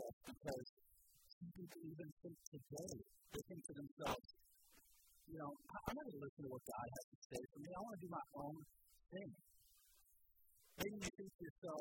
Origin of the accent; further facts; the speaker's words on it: Columbus, United States; I'm from Columbus